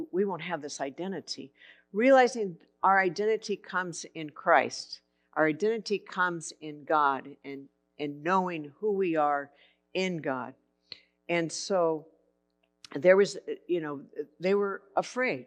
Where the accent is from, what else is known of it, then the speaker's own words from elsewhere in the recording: Santa Barbara, California, United States; I grew up in Santa Barbara.